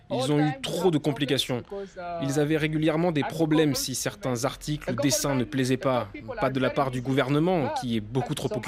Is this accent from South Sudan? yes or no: yes; South Sudan